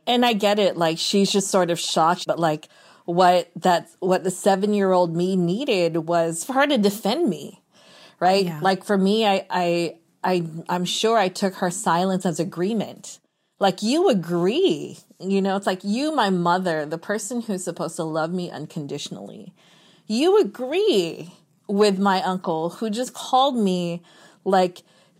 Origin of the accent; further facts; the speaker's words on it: Philippines; But being Filipino, especially like my mom's side of the family in particular, like they're all beauty queens.